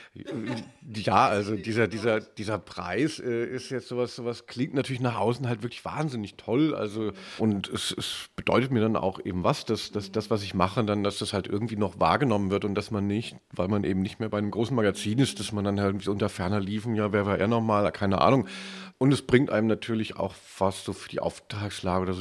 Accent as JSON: {"language": "German", "region": "West Germany", "country": "Germany", "said": "als ähm, äh, Wessi"}